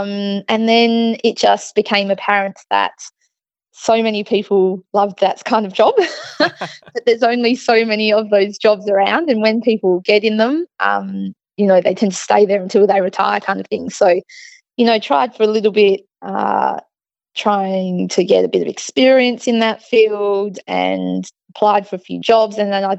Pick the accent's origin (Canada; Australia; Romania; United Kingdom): Australia; Wildcatchem, Western Australia; also born or lived in Perth; I grew up in Wildcatcham, little town.